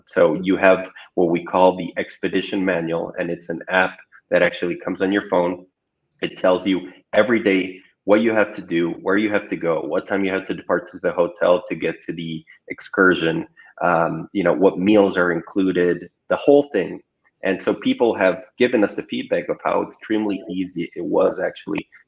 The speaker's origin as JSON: {"language": "English", "country": "Ecuador", "moved": "as an adult", "lives_now": "Chile", "said": "I'm originally from Ecuador"}